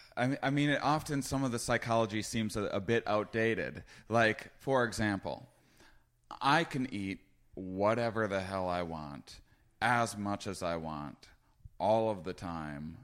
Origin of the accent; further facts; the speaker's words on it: Wisconsin, United States; moved away; I was from Wisconsin